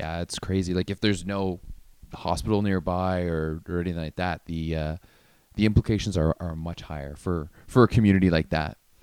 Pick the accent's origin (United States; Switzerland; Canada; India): Canada; Ottawa, Ontario; I grew up in Ottawa